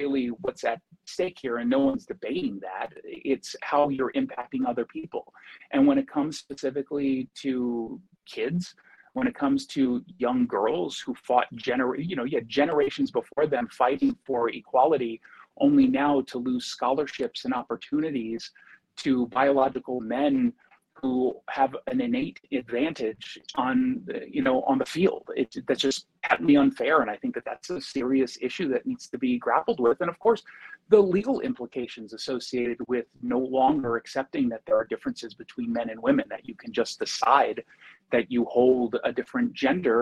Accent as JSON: {"language": "English", "country": "United States", "said": "as an American"}